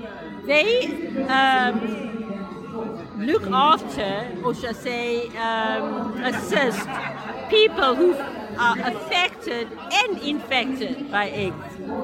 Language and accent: English; Durban, KwaZulu-Natal, South Africa; I'm from Durban, which is on the East Coast in our beautiful country in South Africa.